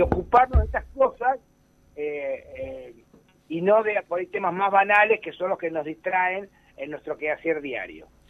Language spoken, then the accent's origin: Spanish; Argentina